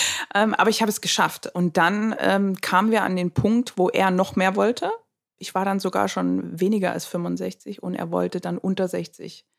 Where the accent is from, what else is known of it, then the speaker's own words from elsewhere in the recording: Dresden, Saxony, Germany; also born or lived in Berlin; bin dann zurück nach Dresden, da wo ich ja auch herkomme, was meine Heimat auch ist